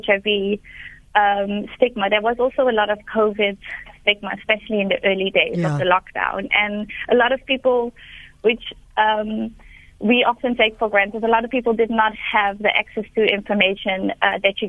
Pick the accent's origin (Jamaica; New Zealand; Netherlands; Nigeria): Netherlands; now in Cape Town, South Africa; I'm from the Netherlands